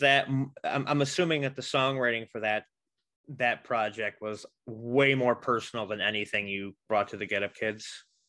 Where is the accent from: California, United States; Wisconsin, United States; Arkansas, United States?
Wisconsin, United States; Racine; born and raised in Racine.